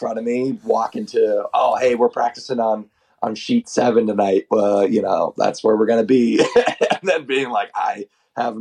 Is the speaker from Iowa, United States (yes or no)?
no; Oklahoma, United States; I'm the guy from Oklahoma